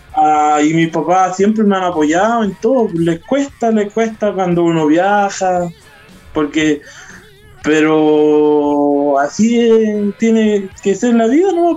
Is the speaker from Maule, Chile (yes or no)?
no; Curanilahue, Biobío, Chile; also born or lived in Santiago; yo soy de curanilagüe de la octava región